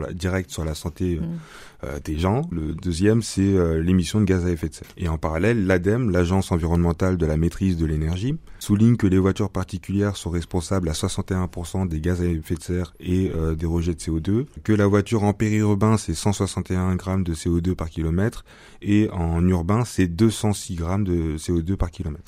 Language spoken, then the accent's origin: French; Bordeaux, Nouvelle-Aquitaine, France; moved away; je suis de Bordeaux à la base